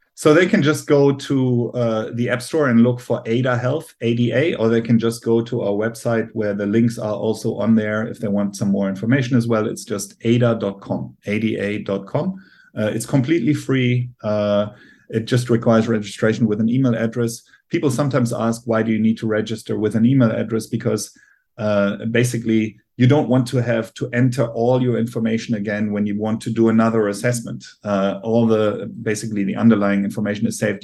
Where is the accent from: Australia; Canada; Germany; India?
Germany; accent: German; English is a second language; I'm obviously from Germany, as you can hear by my accent